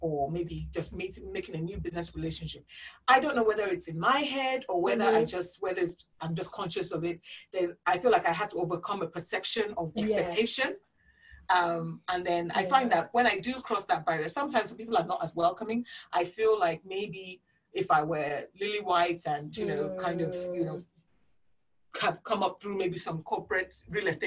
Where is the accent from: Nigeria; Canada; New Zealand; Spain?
Nigeria; moved away; a lot of us have come from sort of middle-class Nigerian backgrounds